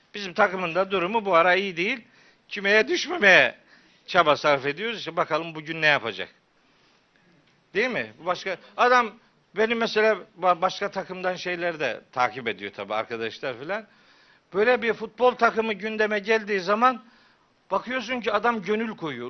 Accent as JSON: {"language": "Turkish", "town": "Çaykara", "region": "Trabzon", "country": "Turkey", "also_born_or_lived": "Of", "moved": "yes", "said": "ben Çaykaralıyım"}